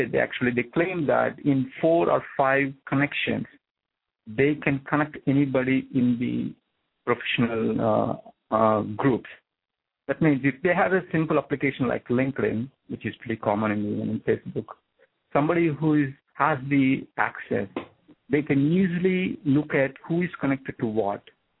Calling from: New Jersey, United States; from New Jersey.

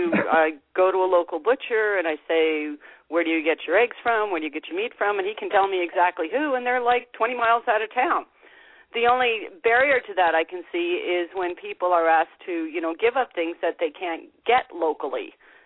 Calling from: Canada; This is … from Canada.

